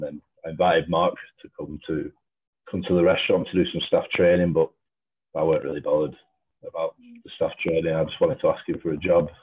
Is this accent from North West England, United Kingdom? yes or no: yes; Lancashire, North West England, United Kingdom; I'm from Lancashire.